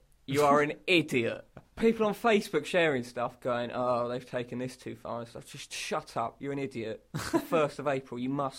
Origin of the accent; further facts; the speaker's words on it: Leighton Buzzard, East of England, United Kingdom; We're from Leighton Buzzard, by the way.